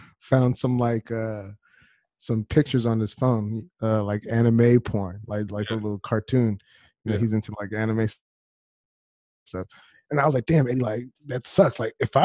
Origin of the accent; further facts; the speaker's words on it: New York City, New York, United States; I grew up in Queens, New York, right? I grew up in Jamaica, Queens